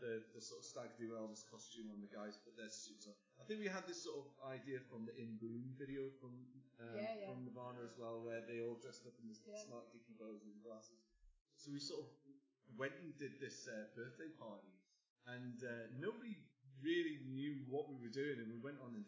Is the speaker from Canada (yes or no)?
no; England, United Kingdom; we are English